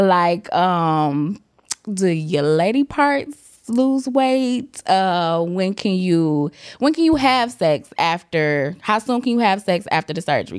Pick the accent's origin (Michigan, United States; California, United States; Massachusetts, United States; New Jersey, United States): Michigan, United States; Detroit; I am from Detroit